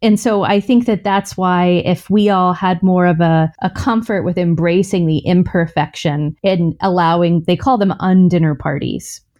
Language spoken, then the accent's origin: English; the South, United States; I grew up in the South with a mom who never left the house without makeup on